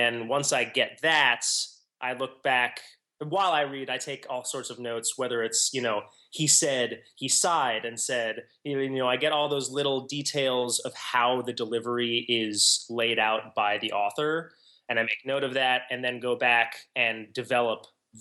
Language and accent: English; Washington, District of Columbia, United States; moved away; I was born in Washington, D.C., and I have returned there in adulthood.